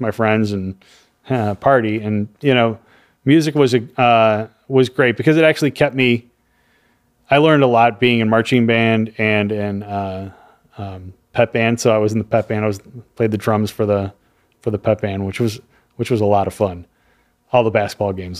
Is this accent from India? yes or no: no; Chicago, Illinois, United States; moved away as an adult; also born or lived in Miami / Florida; I'm from Chicago.